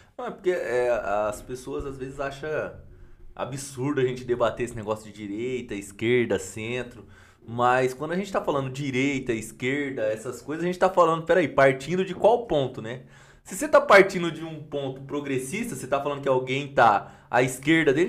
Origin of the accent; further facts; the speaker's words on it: Campinas, São Paulo, Brazil; sou aqui de Campinas